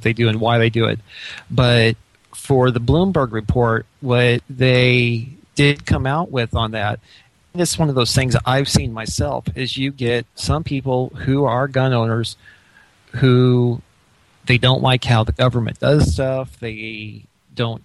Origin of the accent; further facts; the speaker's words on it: Illinois, United States; moved away; I was born and raised in Illinois